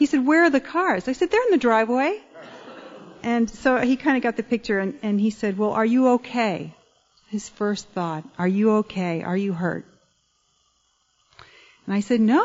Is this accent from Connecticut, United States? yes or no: yes; Connecticut, United States; I grew up in Connecticut